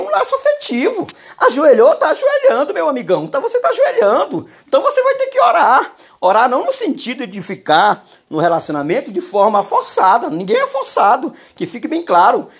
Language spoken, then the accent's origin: Portuguese; Maranhão, Brazil; eu sou maranhense